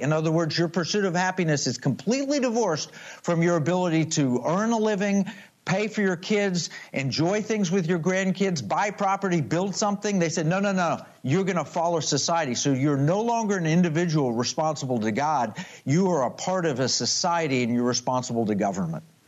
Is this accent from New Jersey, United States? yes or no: no; Oklahoma, United States; I grew up in Oklahoma